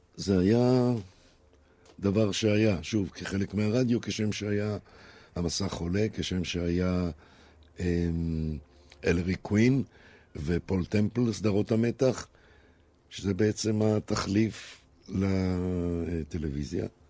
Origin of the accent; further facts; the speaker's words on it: Israel; also born or lived in Brazil; אני ישראלי, באמת, ואני מרגיש ישראלי, וזה הבית שלי